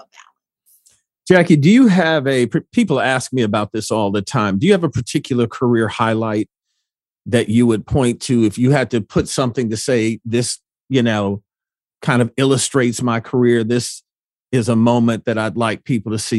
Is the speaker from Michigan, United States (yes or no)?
yes; Detroit, Michigan, United States; when I grew up in Detroit